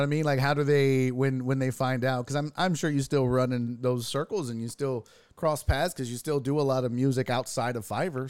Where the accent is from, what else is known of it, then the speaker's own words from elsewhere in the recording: Houston, Texas, United States; born and raised in Houston